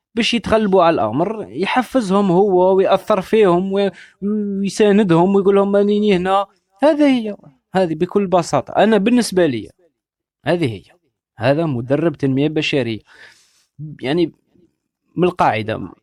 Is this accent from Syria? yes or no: no; Algeria; أنا جزائري وعندي ميكانيزم تفكير جزائري